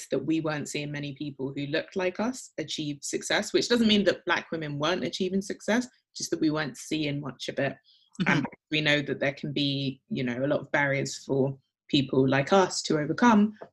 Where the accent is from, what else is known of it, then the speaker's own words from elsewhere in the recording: London, United Kingdom; born there; So my two older brothers were born in, in Accra and I was born in London. So I suppose I'm a first generation immigrant.